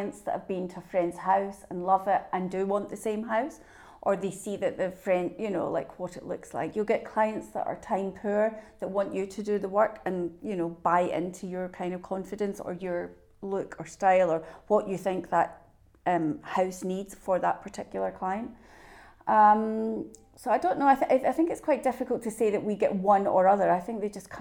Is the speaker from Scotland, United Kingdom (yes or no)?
yes; Scotland, United Kingdom; I'm the Scottish side